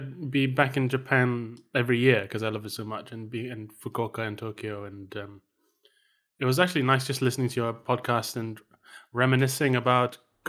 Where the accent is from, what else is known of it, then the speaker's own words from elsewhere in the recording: Malaysia; First time I ever saw a queue was when I the first time I went to the UK. I grew up in Malaysia.